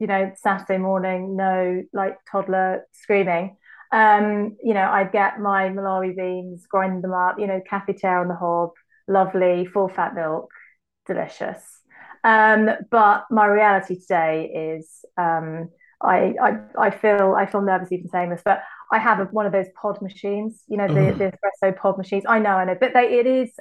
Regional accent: Croydon, London, United Kingdom; I grew up in Croydon

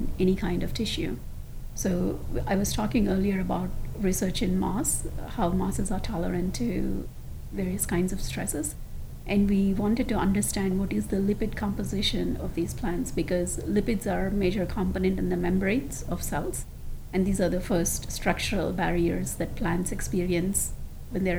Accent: India; moved away; I grew up in India with my grandparents for 17 years

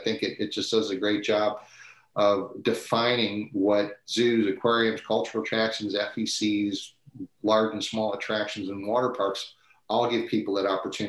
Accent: Midwest, United States; like all of us growing up in the Midwest, we had Cedar Point and Kings Island and the SeaWorld Park

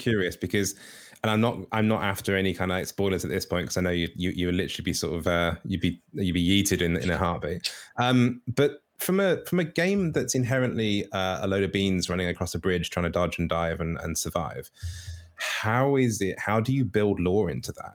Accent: United Kingdom

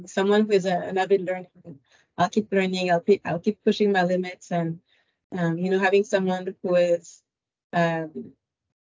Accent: France; moved away as an adult; now in Ottawa, Canada; I was born and raised in France. I immigrated to Canada back in 2012

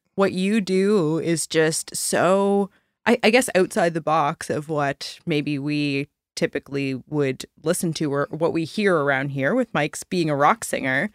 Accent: the Annapolis Valley, rural Nova Scotia, Canada; The Valley

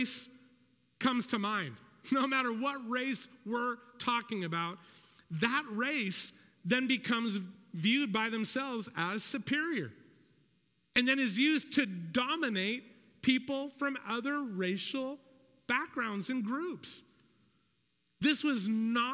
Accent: United States; I'm an American

